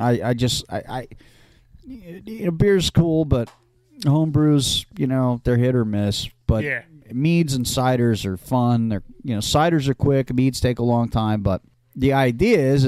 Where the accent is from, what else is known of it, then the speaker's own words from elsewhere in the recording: California, United States; also born or lived in Seattle; now in New Jersey, United States; I grew up out in California, and I lived in the East Bay for a long time when I was a kid